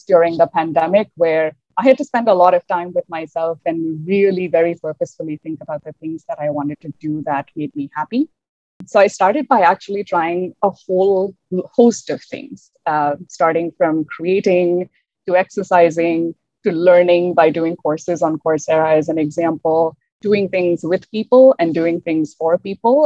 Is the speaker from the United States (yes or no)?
no; India; moved away as an adult; now in Canada; As a single woman from India who moved to Canada maybe about 6 years ago, I look around and there aren't too many of us, especially because growing up in India